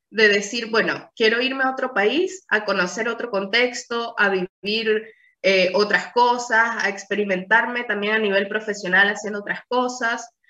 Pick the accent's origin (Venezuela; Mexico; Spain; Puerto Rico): Venezuela; born there; also born or lived in Portugal; yo nací en Venezuela, pero viví varios años en Portugal.